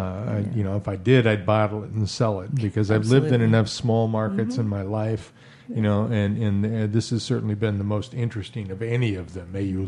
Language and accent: English; Midwest, United States; now in Florida Keys, United States; I'm from the Midwest